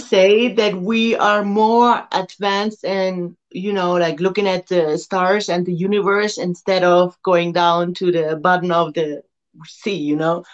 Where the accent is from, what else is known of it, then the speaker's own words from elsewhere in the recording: Germany; Switzerland, which is next to Germany and only one hour from my hometown